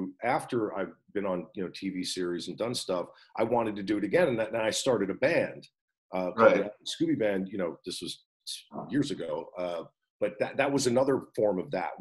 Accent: New Jersey, United States; I am originally from New Jersey, yeah. I went to Wall High School

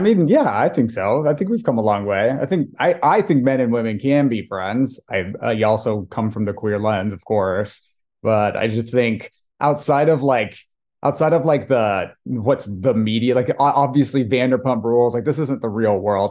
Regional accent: Irvine, California, United States; I'm the son of Iranian working class immigrants who came to Irvine, California specifically to, to give their kids opportunities

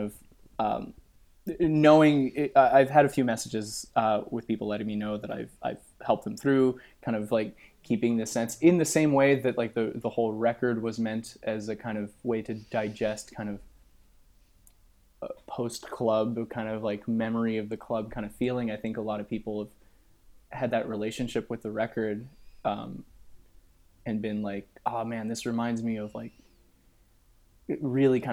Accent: Montreal, Quebec, Canada; I was just a young French Quebecois boy

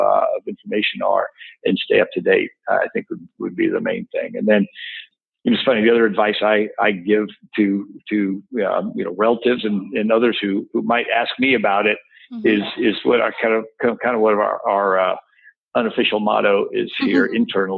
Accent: Texas, United States; I'm a Texan

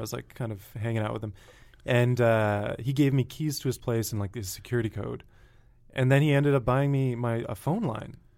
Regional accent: Connecticut, United States; moved away; I grew up in a little airplane engine factory town in Connecticut

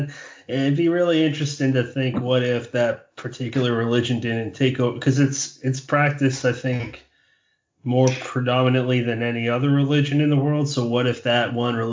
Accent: Bridgewater, Massachusetts, United States; where I grew up, my hometown is in Bridgewater, Massachusetts

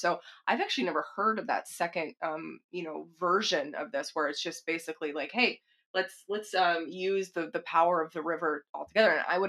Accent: Texas, United States; Well, I'm not sixth generation, but I'm from Texas.

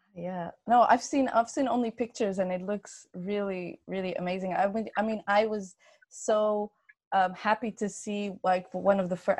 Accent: Netherlands; I was born and raised in the Netherlands

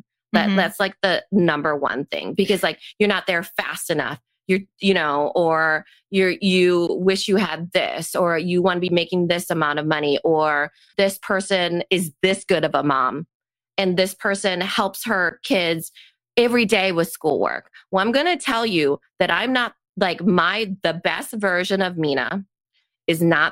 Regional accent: Storm Lake, Iowa, United States; I grew up in Storm Lake along a lake

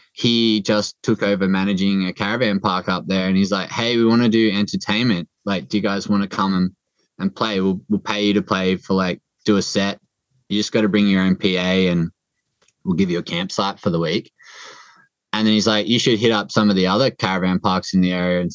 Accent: Port Macquarie, New South Wales, Australia; moved away; also born or lived in Northern Beaches, Sydney; my hometown of Port Macquarie

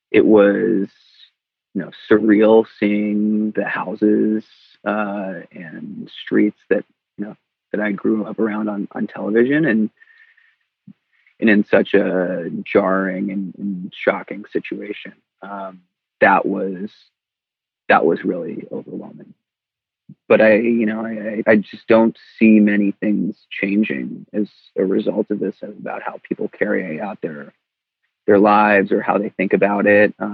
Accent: Pittsburgh, Pennsylvania, United States; moved away as an adult; I'm always from Pittsburgh. Pittsburgh is, is my home, but within that, my my identity is being from Squirrel Hill and, and the friends that I've made there, and that's where my whole family is.

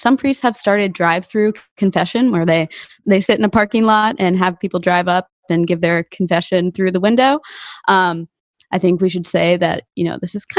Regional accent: Arlington, Virginia, United States; my hometown diocese in Arlington

